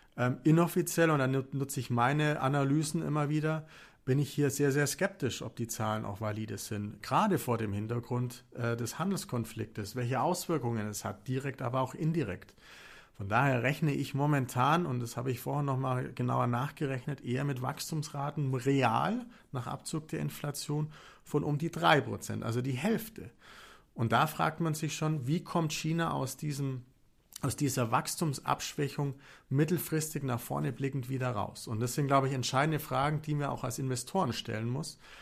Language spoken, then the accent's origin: German; Augsburg, Bavaria, Germany; woher ich eigentlich komme. Ich komme aus Augsburg